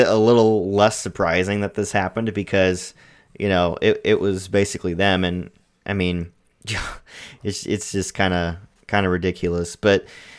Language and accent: English; Missouri, United States; I guess my home state of Missouri just extended their